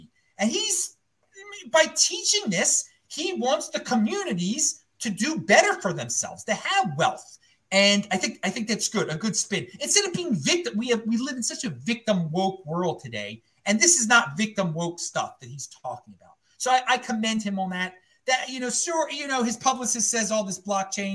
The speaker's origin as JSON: {"language": "English", "town": "Baltimore", "region": "Maryland", "country": "United States", "moved": "yes", "said": "I don't live anywhere anymore. I'm from Baltimore."}